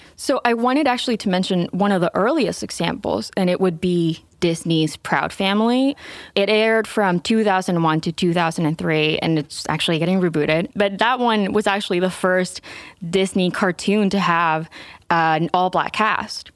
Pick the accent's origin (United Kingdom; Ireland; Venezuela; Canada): Venezuela; moved away; I'm Venezuelan. I grew up in Venezuela